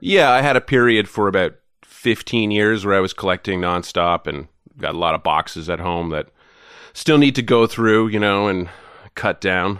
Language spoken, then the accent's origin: English; Goderich, Ontario, Canada; moved away as an adult; also born or lived in Toronto; I grew up in a town called Goddardge, Ontario